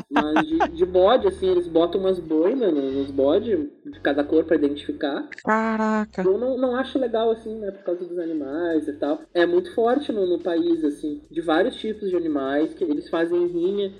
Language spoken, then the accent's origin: Portuguese; Porto Alegre, Rio Grande do Sul, Brazil; eu sou de Porto Alegre